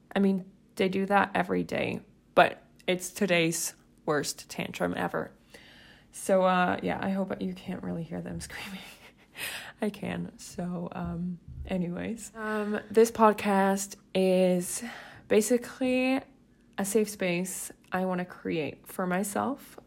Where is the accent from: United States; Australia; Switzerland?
Switzerland; English is a second language; I'm from Switzerland. So also, quick disclaimer, English isn't my first language